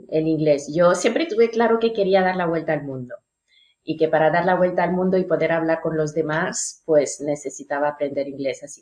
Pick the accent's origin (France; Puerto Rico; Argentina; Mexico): France; first language French; Spanish is a second language; Yo soy francesa de lengua nativa y he trabajado mucho en recepción de hoteles, cara al público.